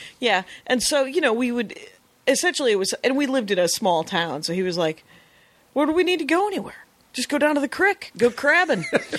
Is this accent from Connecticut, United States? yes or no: no; South Milwaukee, Wisconsin, United States; Because I'm from South Milwaukee